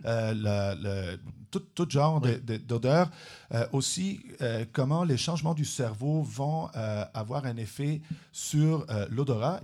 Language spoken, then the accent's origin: French; Trentino-Alto Adige, Italy; French is a second language; moved away as an adult; also born or lived in Switzerland / Vienna, Austria / Germany / Montreal, Canada; now in Trois-Rivières, Canada; Je suis né en Suisse, j'ai oh. grandi en Italie, dans le nord de l'Italie, une petite province euh, bilingue, majoritairement allemande.